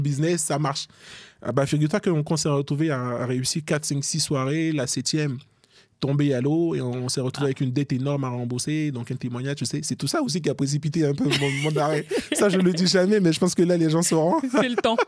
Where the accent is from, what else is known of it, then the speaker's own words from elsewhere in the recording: Côte d’Ivoire; now in France; je suis ivoirien d'origine